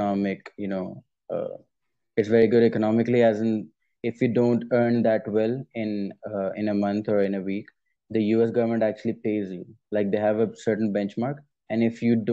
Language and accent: English; Pakistan; I'm as a Pakistani